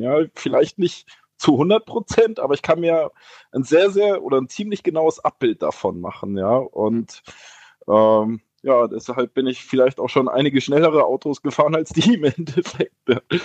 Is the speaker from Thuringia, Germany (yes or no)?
yes; Erfurt, Thuringia, Germany; als Erfurter